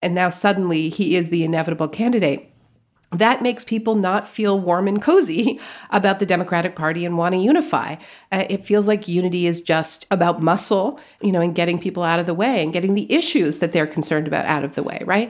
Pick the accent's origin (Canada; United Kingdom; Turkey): Canada; moved away as an adult; now in United States; My parents are American, but I grew up in Canada